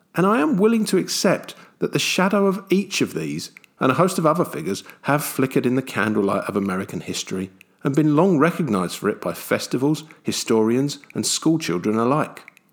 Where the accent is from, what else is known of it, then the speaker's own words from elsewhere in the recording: London, United Kingdom; someone like myself, who grew up in London